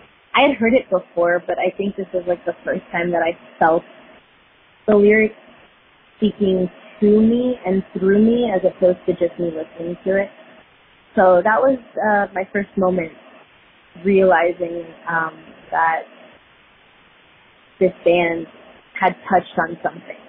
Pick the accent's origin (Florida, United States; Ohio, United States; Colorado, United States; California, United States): Florida, United States; Fort Lauderdale; now in Dallas, United States; born and raised in Fort Lauderdale, currently living in Dallas